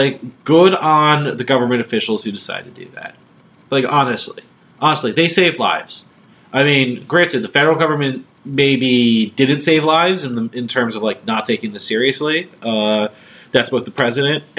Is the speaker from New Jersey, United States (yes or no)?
yes; New Jersey, United States; now in Philadelphia, United States; I'm from New Jersey